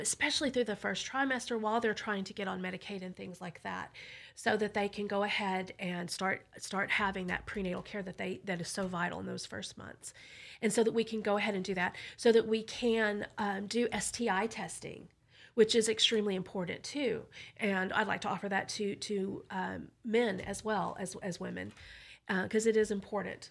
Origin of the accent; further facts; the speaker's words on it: Burleson, Texas, United States; I grew up in Burleson, and I grew up pro-life, too